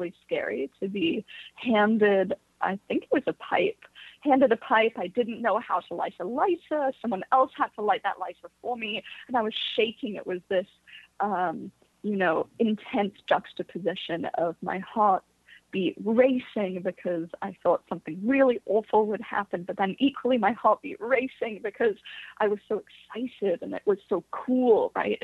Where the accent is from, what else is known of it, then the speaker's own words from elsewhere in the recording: Bay Area, California, United States; also born or lived in London; I was born in London, but was raised in the Bay Area